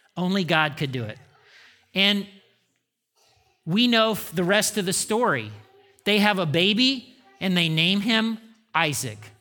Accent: Indiana, United States; I grew up in Indiana

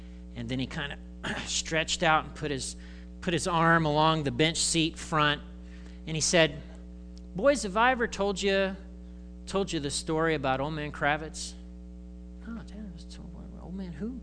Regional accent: Indiana, United States; I grew up in Indiana.

